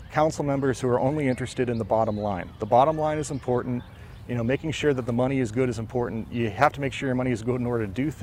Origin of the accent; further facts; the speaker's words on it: Ashtabula County and Mahoning County, Ohio, United States; now in Cleveland Heights, United States; I grew up in Ashtabula County and in Mahoning County